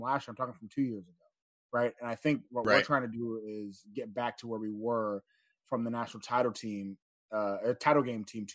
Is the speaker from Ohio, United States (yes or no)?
no; Houston, Texas, United States; I grew up in Houston.